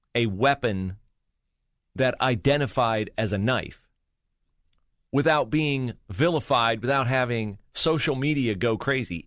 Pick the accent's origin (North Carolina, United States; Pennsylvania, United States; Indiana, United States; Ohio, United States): Ohio, United States; West Liberty; moved away; my little sleepy hometown. Shout out West Liberty, Ohio